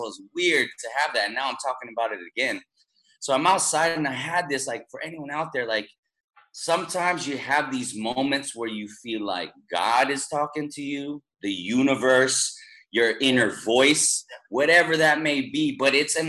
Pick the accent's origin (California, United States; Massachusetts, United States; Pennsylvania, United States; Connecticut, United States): California, United States; Bay Area; So like to keep it kind of simple, I'm from the Bay Area, California.